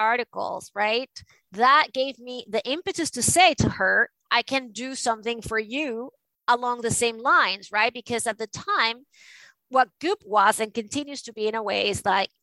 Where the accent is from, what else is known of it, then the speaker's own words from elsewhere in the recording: Venezuela; now in New York, United States; I am from Venezuela